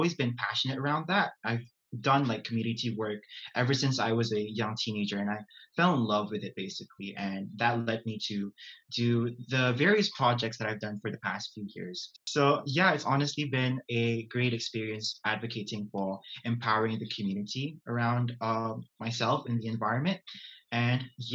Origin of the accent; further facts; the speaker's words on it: Brunei; moved away as an adult; now in Glasgow, United Kingdom; I am from Brunei Darussalam